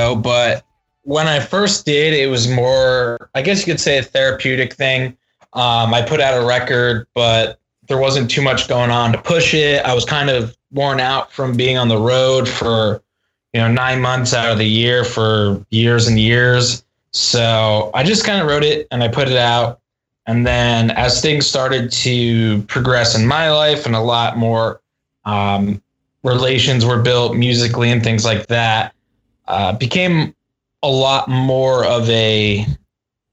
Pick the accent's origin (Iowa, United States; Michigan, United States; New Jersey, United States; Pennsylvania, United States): New Jersey, United States; moved away; I'm originally from New Jersey